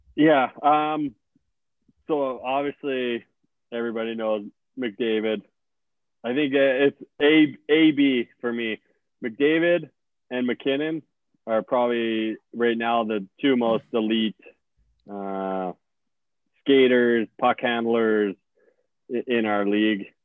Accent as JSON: {"language": "English", "town": "St. Albert", "region": "Alberta", "country": "Canada", "said": "I'm from St. Albert"}